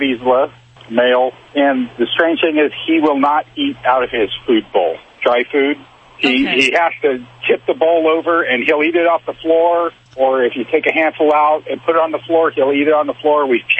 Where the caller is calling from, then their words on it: Oregon, United States; From Southern Oregon.